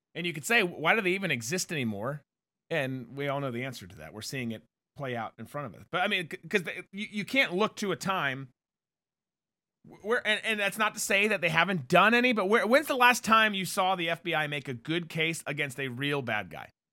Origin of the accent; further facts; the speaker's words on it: Minnesota, United States; growing up in Minnesota